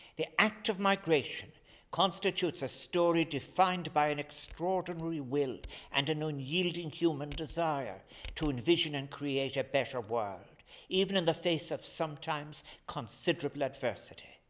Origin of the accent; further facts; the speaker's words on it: Ireland; our national patron, St. Patrick